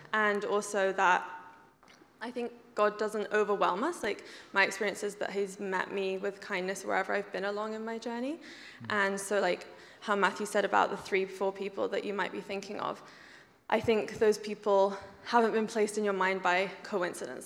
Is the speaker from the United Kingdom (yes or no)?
yes; England, United Kingdom; moved away as an adult; now in Canada; I grew up in England